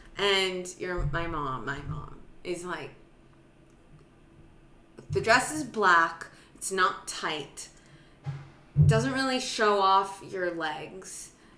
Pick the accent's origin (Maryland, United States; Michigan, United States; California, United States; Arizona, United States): California, United States; Santa Monica; Santa Monica.